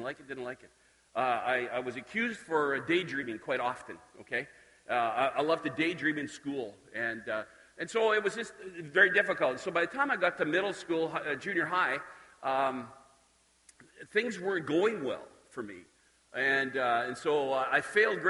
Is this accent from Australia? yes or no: no; Dalmeny, Saskatchewan, Canada; I grew up just outside of Saskatoon in Dalmany, and started in Saskatoon, then moved out there, and did all of my schooling